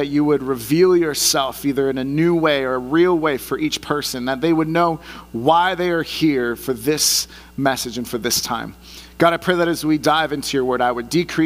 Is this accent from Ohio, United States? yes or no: no; the Bay Area, California, United States; moved away; also born or lived in San Diego; I grew up in the Bay Area, so I'm a San Francisco Giants fan